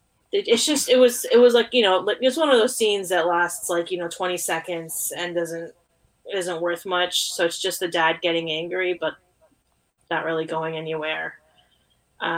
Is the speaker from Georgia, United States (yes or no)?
no; New York, United States; I'm a New Yorker. I've lived in New York my whole life, except for 1 year